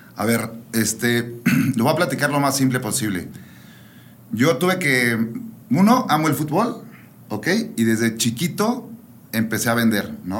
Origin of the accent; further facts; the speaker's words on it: Toluca, State of Mexico, Mexico; moved away as an adult; also born or lived in Guadalajara; now in León, Mexico; nací en Ciudad de México y viví toda mi vida en Toluca